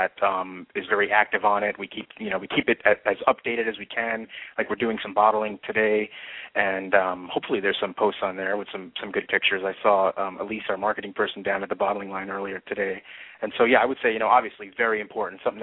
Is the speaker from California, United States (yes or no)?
no; Newburgh, New York, United States; also born or lived in Brooklyn, New York / Queens, New York; I grew up mostly in Newburgh, New York, which is about 50 miles north of the city